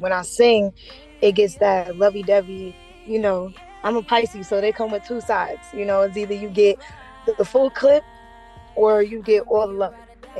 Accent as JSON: {"language": "English", "town": "New York City", "region": "New York", "country": "United States", "accent": "New York", "said": "I'm from Brooklyn, New York"}